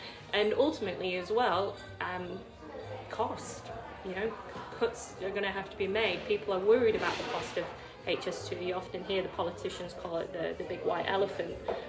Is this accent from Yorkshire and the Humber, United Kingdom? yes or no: yes; Wakefield, Yorkshire and the Humber, United Kingdom; I'm from Wakefield